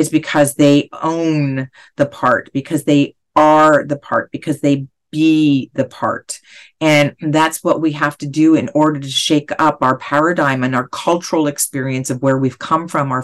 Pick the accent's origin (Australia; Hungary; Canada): Canada; now in Los Angeles, United States; being Canadian, I had a socialistic upbringing